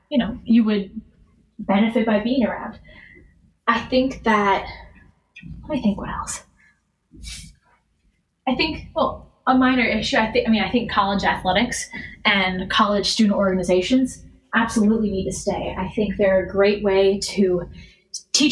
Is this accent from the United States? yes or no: yes; Madison, Wisconsin, United States; Growing up in Madison, where every Saturday is Wisconsin football day